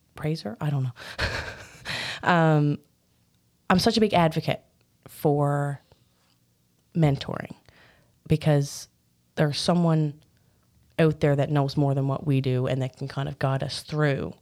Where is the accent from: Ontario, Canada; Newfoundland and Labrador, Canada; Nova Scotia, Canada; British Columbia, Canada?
Newfoundland and Labrador, Canada; I grew up in Birch Bay, Newfoundland.